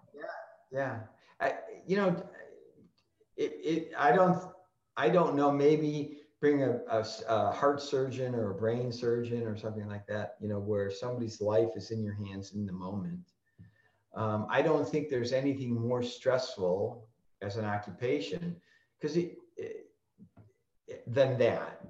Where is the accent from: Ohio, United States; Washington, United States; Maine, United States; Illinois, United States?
Illinois, United States; Chicago; I grew up in Chicago and, and, worked and lived in Chicago all my life